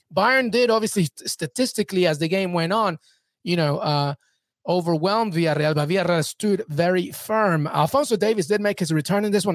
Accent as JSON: {"language": "English", "region": "England", "country": "United Kingdom", "tie": "born or raised there", "said": "I grew up in England. I know England like the back of my hand"}